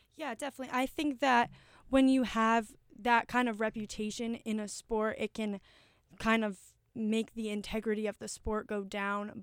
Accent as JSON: {"language": "English", "town": "Manchester", "region": "Connecticut", "country": "United States", "tie": "born or raised there", "said": "my hometown, Manchester, Connecticut"}